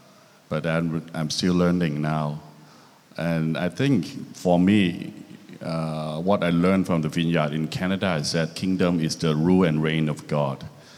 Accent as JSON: {"language": "English", "region": "Bangkok", "country": "Thailand", "tie": "born or raised there", "also_born_or_lived": "Hong Kong / Australia", "moved": "yes", "said": "from Bangkok, Thailand. Born there, lived there. And part of my life was in Hong Kong and also in Australia."}